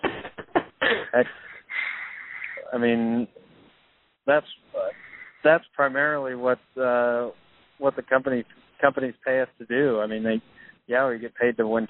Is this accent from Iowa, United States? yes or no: yes; Iowa, United States; growing up in Iowa